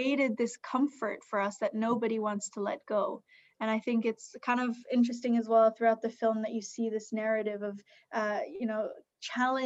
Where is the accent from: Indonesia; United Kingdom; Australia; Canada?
Indonesia; Bali; when I was 12 years old, growing up on Bali